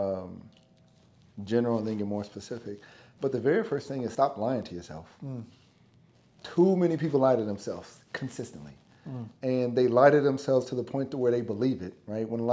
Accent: California, United States; moved away; also born or lived in Minnesota; I'm black kid from California, coming from two different worlds

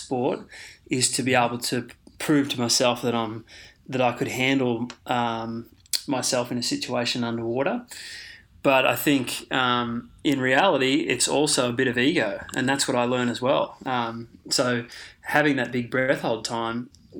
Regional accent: Queensland, Australia; also born or lived in Victoria; we moved to Queensland from Victoria, and that was at the age of about 10.

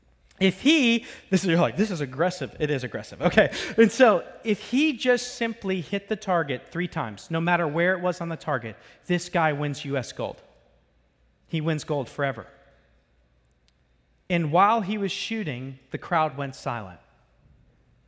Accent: Florida, United States; I'm from Florida

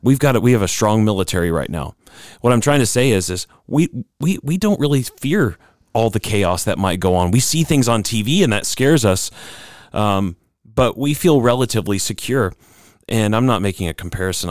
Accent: United States; as Americans, we kind of feel this because, um, being an American citizen

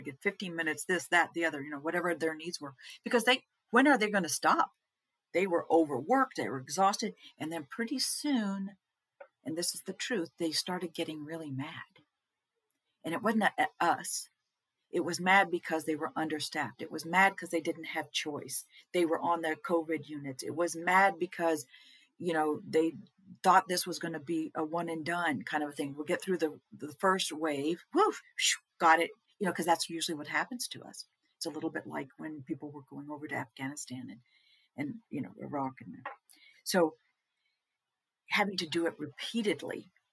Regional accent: Texas, United States; we're from Texas

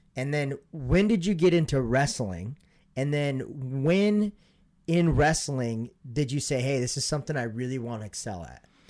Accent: Montana, United States; born or raised there; moved away

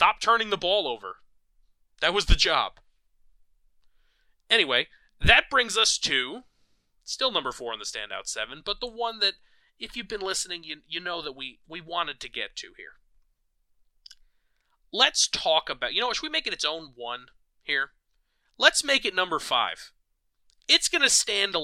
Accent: New York, United States; as a New Yorker

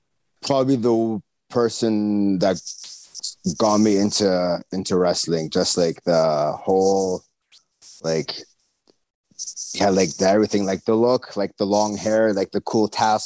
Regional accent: Saskatoon, Saskatchewan, Canada; I was born here in Saskatoon

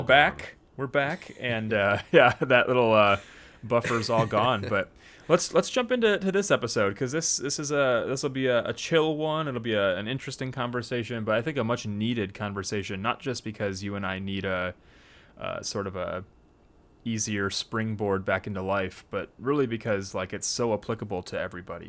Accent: United States; our context here as American Christians

